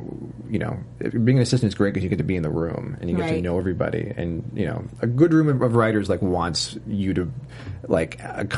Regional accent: New York, United States; New York. Originally.

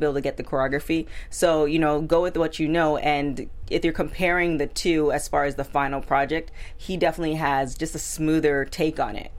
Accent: Toronto, Ontario, Canada; I'm from Toronto

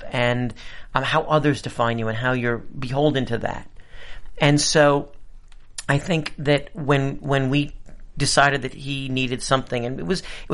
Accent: New York City, New York, United States; I grew up in New York City with kids who were sort of betwixt and between.

